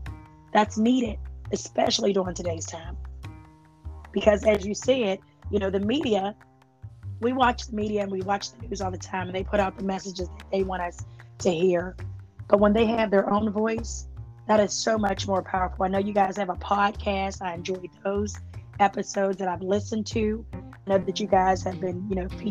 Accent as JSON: {"language": "English", "town": "Pittsburgh", "region": "Pennsylvania", "country": "United States", "said": "I am from Homewood, shout out to Homewood"}